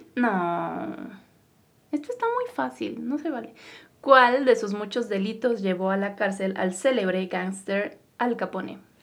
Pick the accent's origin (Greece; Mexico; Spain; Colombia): Mexico; nosotros somos mexicanos